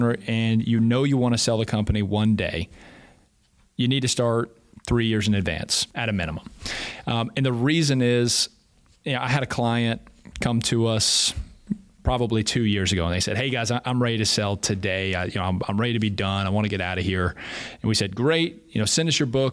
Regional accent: Raleigh, North Carolina, United States; also born or lived in Charlotte / Cary / Durham; I'm from the Triangle area. So I've actually been in North Carolina for pretty much my entire life.

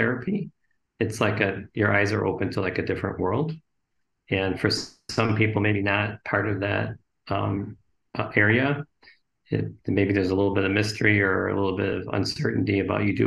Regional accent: Oak Park, Illinois, United States; I grew up in Oak Park

